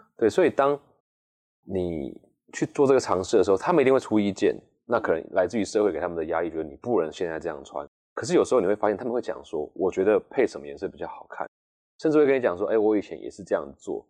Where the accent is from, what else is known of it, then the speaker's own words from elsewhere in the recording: Taichung, Taiwan; 从小在乡下长大